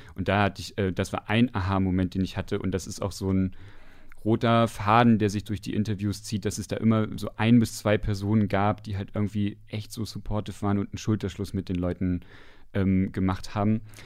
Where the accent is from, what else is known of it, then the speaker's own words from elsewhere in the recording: Westdorf, Saxony-Anhalt, Germany; ich komme aus dem Dorf in Sachsen-Anhalt. Das heißt Westdorf. Das liegt im Salzlandkreis bei Aschersleben.